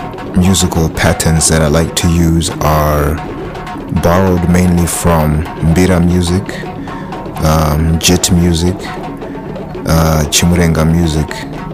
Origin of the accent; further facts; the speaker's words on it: Harare, Zimbabwe; I am from Harare, which is the capital city of Zimbabwe.